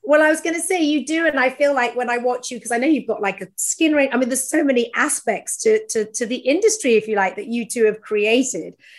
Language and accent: English; United Kingdom; now in United States; as a Brit in America